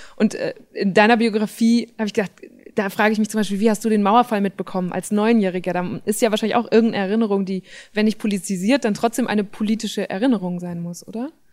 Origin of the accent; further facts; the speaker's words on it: same district as Udo Lindenberg, North Rhine-Westphalia, Germany; ich komme tatsächlich aus dem gleichen Landkreis wie er. Ähm, und da, also so, das ist so knapp, das ist fast Holland